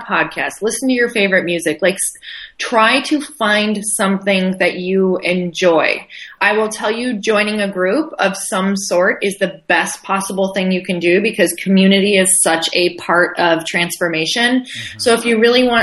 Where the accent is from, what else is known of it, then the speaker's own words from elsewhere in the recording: Midwest, United States; I come from the Midwest